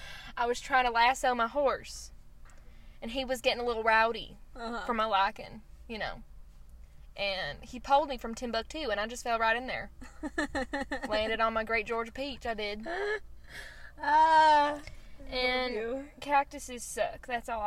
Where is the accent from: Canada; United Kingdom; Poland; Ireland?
United Kingdom; I'm from the UK. The great UFK.